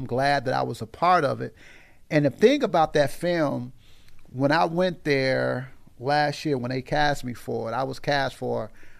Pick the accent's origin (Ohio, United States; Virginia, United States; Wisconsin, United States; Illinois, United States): Illinois, United States; Aurora; Simmons to Eastside. Yeah, so east side of Aurora, man. That's where I'm from.